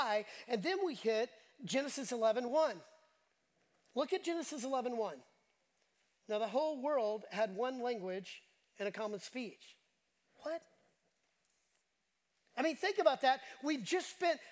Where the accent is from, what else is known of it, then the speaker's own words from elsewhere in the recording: Dallas, Texas, United States; moved away as an adult; also born or lived in The Woodlands, Texas / Houston, Texas; I grew up in Dallas